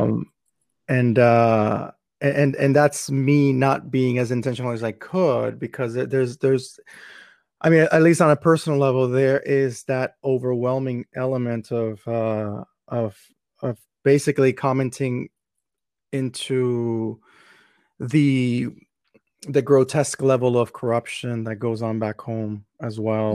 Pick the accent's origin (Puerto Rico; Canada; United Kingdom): Puerto Rico; now in Houston, United States; I'm originally from Puerto Rico